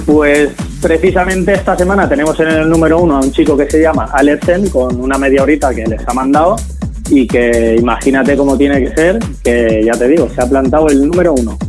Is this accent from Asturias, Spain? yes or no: no; Valencian Community, Spain; como decimos aquí en Valencia